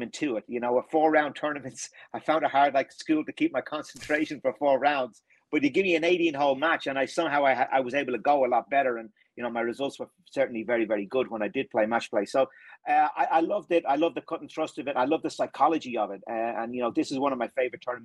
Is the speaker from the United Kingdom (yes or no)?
no; Ireland; growing up in Ireland as well too